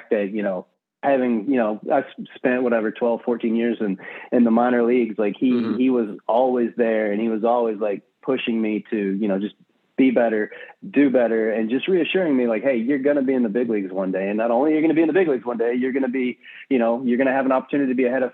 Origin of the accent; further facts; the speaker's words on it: Southwest Texas, United States; also born or lived in Nacogdoches, Texas; I'm from Southwest Texas. So I've got, grew up on a ranch, speak Tex-Mex